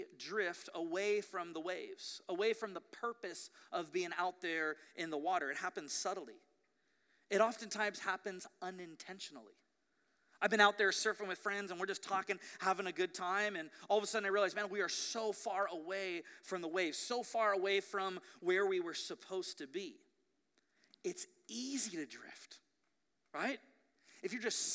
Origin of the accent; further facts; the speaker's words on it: Ventura, California, United States; growing up in Ventura